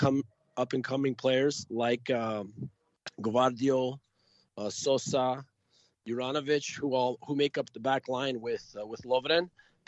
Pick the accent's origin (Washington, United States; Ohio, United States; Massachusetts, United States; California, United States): California, United States; Los Angeles; growing up in Los Angeles, my father was part of a team called Los Angeles Croatia.